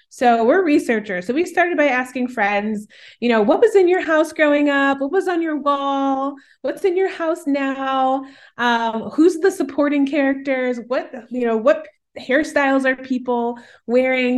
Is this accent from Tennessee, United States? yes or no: no; Chicago, Illinois, United States; moved away as an adult; now in Minnesota, United States; I'm originally from the Midwest, Chicagoland area, grew up as one of three siblings. I now live in an even colder part of the Midwest in Minnesota